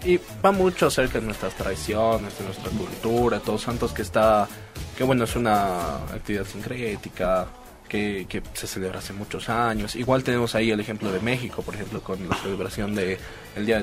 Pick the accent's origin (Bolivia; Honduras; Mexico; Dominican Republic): Bolivia; siendo bolivianos